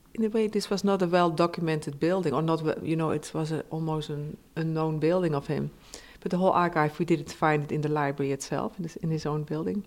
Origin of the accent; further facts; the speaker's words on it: south of the Netherlands, Netherlands; I'm from the Netherlands, so Germany, it's I, oh, in a way I was born very nearby, and I come from the same area, uh, the south of the Netherlands